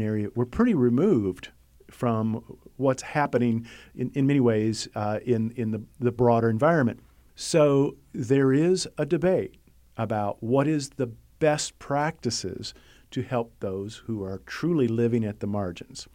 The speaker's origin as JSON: {"language": "English", "country": "United States", "said": "I'm an American who lives in a first world environment"}